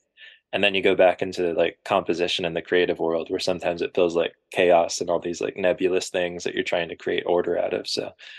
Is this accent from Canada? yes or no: no; Japan; Which I forgot to mention, I grew up in Japan for like 8 years